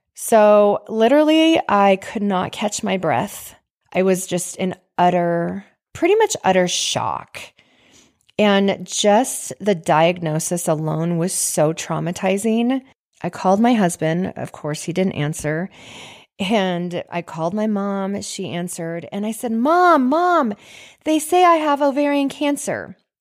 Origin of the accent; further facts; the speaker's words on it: Washington, United States; moved away; also born or lived in Idaho / Dana Point, California; I grew up in Washington, and I grew up with, uh, three siblings